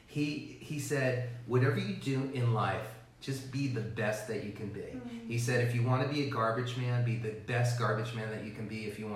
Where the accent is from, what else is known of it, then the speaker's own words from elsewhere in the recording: Miami, Florida, United States; Miami. Born and raised in Miami.